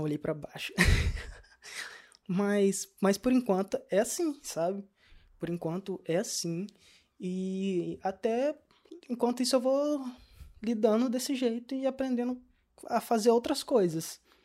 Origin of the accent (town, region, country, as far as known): Brazil; now in Portugal